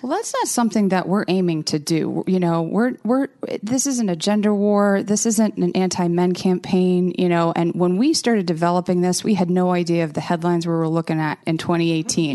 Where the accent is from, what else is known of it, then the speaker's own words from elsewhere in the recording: outside of Boston, Massachusetts, United States; also born or lived in Rhode Island; I grew up outside of Boston.